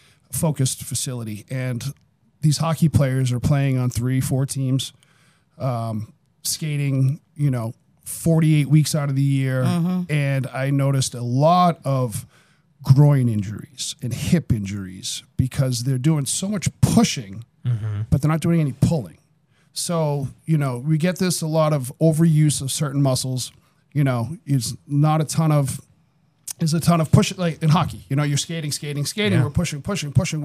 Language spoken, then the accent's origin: English; Somerville, Massachusetts, United States; also born or lived in Medford, Massachusetts / Lowell, Massachusetts / Los Angeles / Everett, Massachusetts; now in Fitchburg area, United States; I grew up in Somerville. I lived in Somerville until I was 12 or 13, then moved to Medford